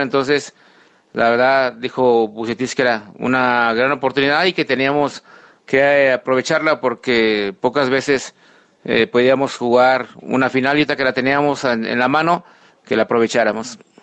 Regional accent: León, Guanajuato, Mexico; siendo leonés

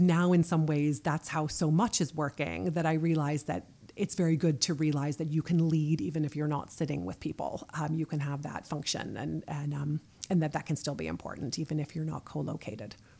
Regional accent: United States; moved away as an adult; now in Norway; I'm American and I'm leading this team in Norway.

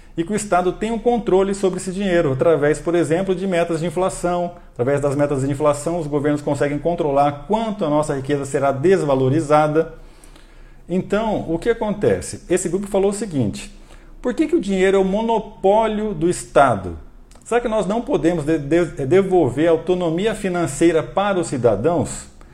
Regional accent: Brazil; nós brasileiros

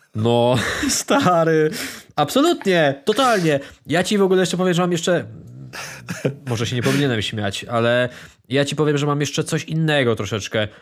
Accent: Ostrów Wielkopolski, Greater Poland, Poland; ja również jestem z Ostrowa

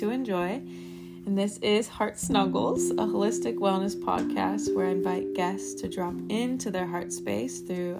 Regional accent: Seattle, Washington, United States; moved away; I'm here in Seattle, back in my hometown

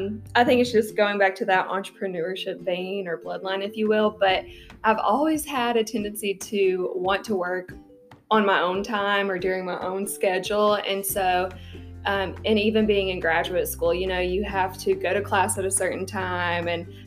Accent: East Tennessee, United States; I am originally from East Tennessee

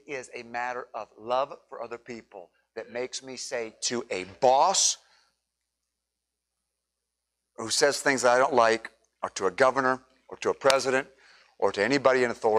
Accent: United States; I'm an American by nationality

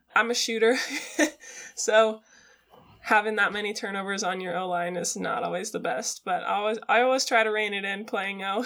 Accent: Seattle, Washington, United States; now in Eugene, United States; I grew up in Seattle

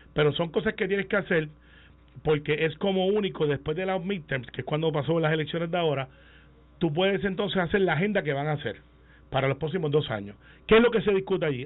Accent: Puerto Rico; yo como puertorriqueños soy el único

